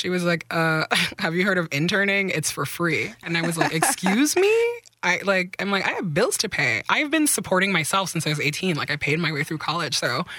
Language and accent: English; Nigeria; also born or lived in Belgium; I grew up in Nigeria and in Belgium.